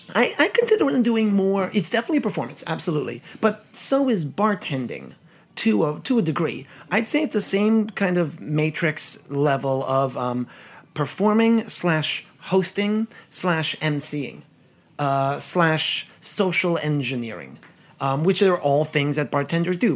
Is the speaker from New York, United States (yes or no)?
yes; New York City, New York, United States; I'm a native Brooklynite, born and bred in Flatbush